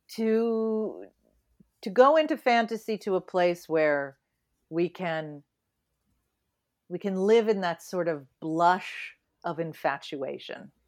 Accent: New England, United States; I was raised in New England, in Puritan New England

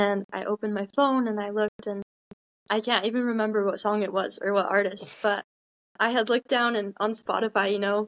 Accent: Utah, United States; I'm from Utah. I've lived here my whole life. I've actually lived in the same house my entire life

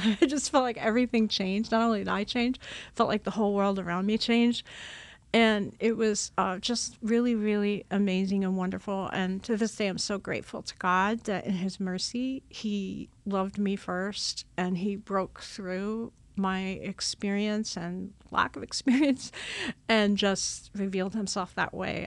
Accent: Long Island, New York, United States; I grew up on Long Island, New York

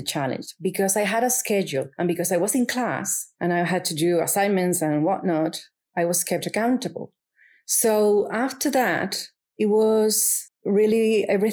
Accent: Canary Islands, Spain; English is a second language; I was born in the Canary Islands, and I've lived there pretty much all my life

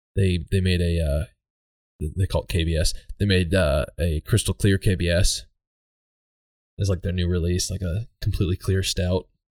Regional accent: Red Lodge, Montana, United States; I grew up hanging out in Red Lodge and going to the Bear Tooth Mountains

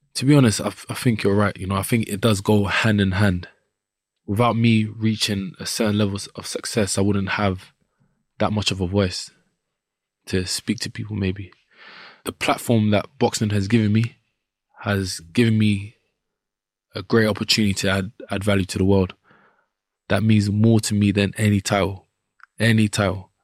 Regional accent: London, United Kingdom; I grew up in Southeast London, Wharf Road, and around the Peckham and Brixton area.

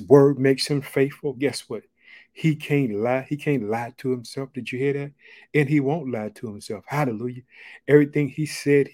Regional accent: Illinois, United States; born or raised there

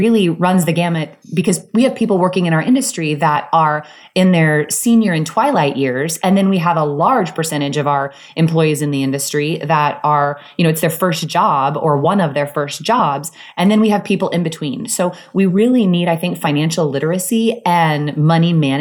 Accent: Soldier, Kansas, United States; moved away; I grew up in Soldier, Kansas, which is a tiny town in the Midwest

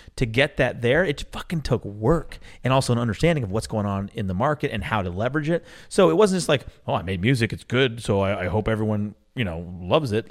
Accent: Atlanta, Georgia, United States; Atlanta is, is the, my hometown and the town that raised me

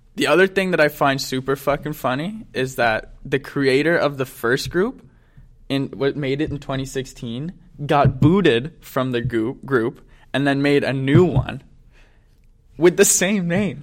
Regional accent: Ottawa, Ontario, Canada; we're from Ottawa

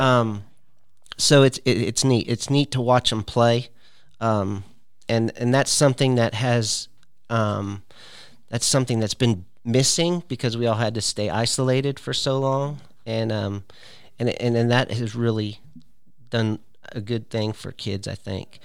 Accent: California, United States; moved away as an adult; also born or lived in Searcy, Arkansas / Fresno, California; now in Tennessee, United States; I was born and raised in California

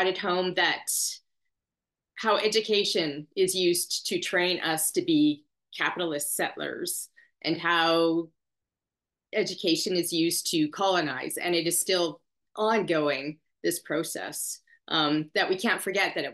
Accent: Treaty 1 territory, Manitoba, Canada; I was born on Treaty 1 territory

